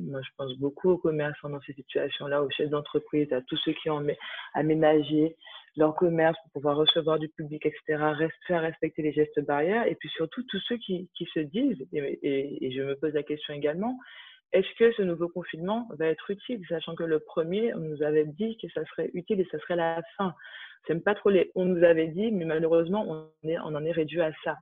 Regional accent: Martinique, France; now in Paris, France; moi, j'habite à Paris depuis euh, depuis dix ans. Je suis née en Martinique

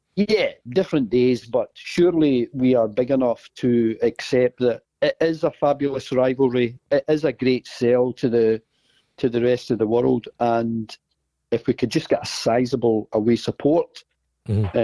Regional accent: Glasgow, Scotland, United Kingdom; I, am born and bred in Glasgow

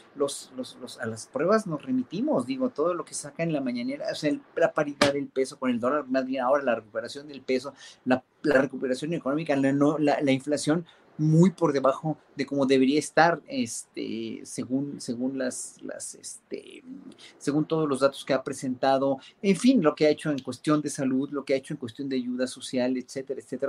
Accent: Mexico; nosotros no teníamos la costumbre como mexicanos

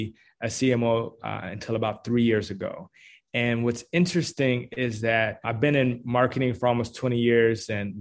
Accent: Washington, District of Columbia, United States; now in Atlanta, United States; I'm originally actually from Washington, D.C.

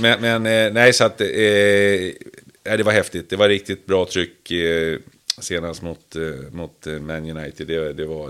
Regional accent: Sweden; vi svenskar

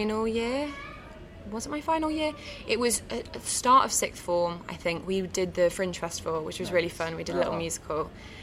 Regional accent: Coventry, West Midlands, United Kingdom; I grew up in Coventry

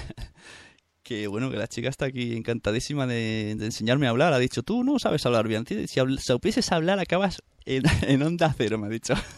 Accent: Santa Coloma, Catalonia, Spain

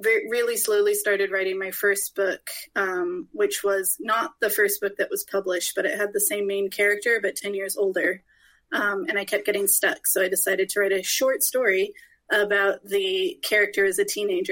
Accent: California, United States; moved away as an adult; now in Scotland; I moved to Scotland because my husband is Scottish and I'm Californian

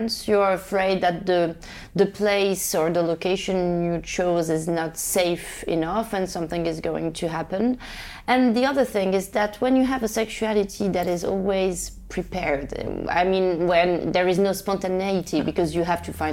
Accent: Rabat, Rabat-Salé-Kénitra, Morocco; I grew up in Rabat, the capital of Morocco

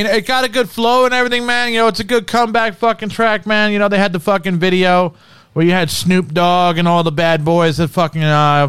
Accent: New Jersey, United States; I'm from Jersey

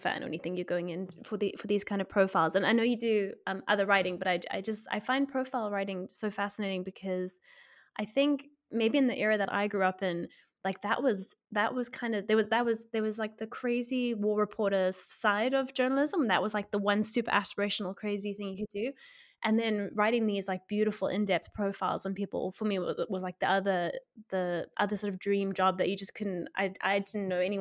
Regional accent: South Africa; I'm South African and like growing up in South Africa

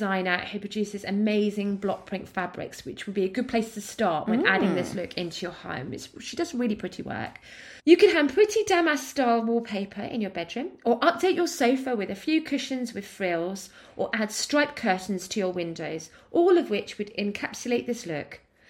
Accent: East of England, United Kingdom; What I'm from Essex.

